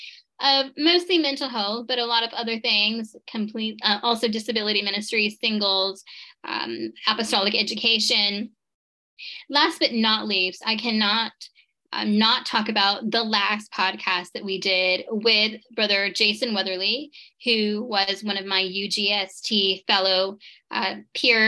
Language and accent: English; Tucson, Arizona, United States; this first city was Tucson, my hometown